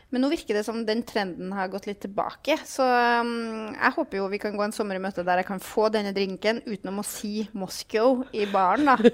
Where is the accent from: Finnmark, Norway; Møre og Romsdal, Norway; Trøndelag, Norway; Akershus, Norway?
Trøndelag, Norway; jeg er jo fra Trøndelag